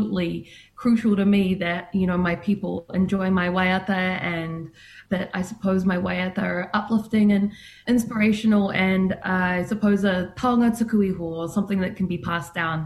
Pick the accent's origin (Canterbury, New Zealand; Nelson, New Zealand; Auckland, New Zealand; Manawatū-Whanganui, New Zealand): Canterbury, New Zealand; Christchurch; also born or lived in Port Waikato; I grew up in Christchurch